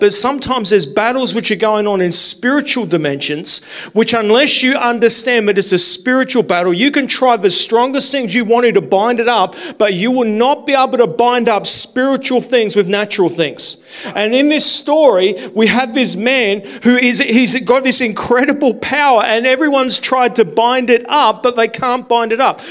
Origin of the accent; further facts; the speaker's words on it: South Australia, Australia; moved away as an adult; also born or lived in New South Wales; I grew up in South Australia